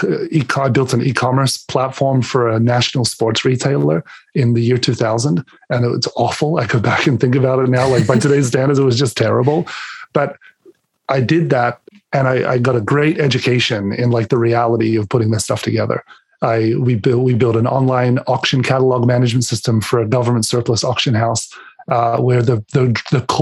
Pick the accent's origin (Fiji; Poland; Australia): Australia; Adelaide, South Australia; moved away as an adult; now in Canada; I was born and raised in Adelaide, Australia.